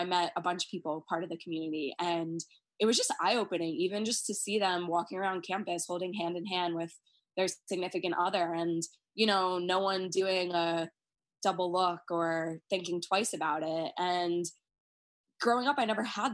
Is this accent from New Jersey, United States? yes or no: no; Long Island, New York, United States; growing up on Long Island, which is a very, you know, Republican